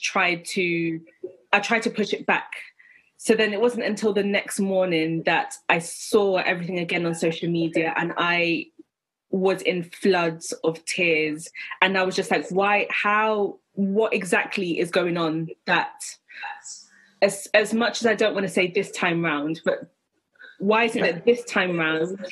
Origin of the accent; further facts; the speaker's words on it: London, United Kingdom; I grew up in Tottenham and my heritage is from Ghana. So both of my parents are Ghanaian and I was born in the UK.